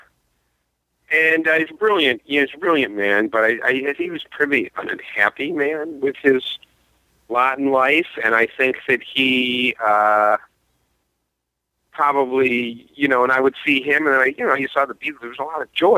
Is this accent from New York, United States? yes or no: yes; upstate New York, United States; I'm from upstate. I mean, currently I live I'm about 20 miles from Manhattan, but I grew up upstate